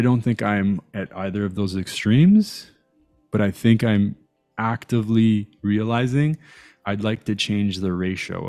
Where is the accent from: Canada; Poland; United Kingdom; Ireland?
Canada; Toronto, Ontario; also born or lived in Iran / Italy / Montreal; I grew up in a borough called North York